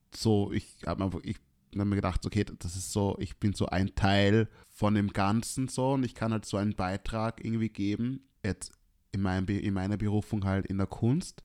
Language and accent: German; Austria; als Österreicher mit schwarzer Hautfarbe